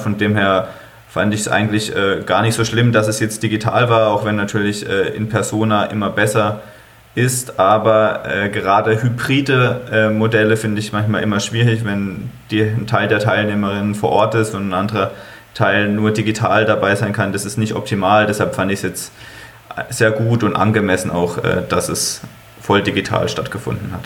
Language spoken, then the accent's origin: German; Freiburg, Baden-Württemberg, Germany; ich komme aus Freiburg, bin Fan des hiesigen Sportclubs